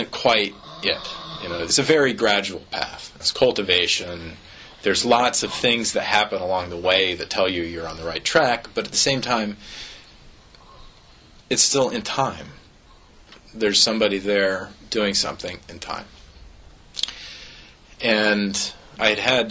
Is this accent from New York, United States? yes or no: no; Eugene, Oregon, United States; moved away as an adult; also born or lived in Seattle; we really need to move back to Eugene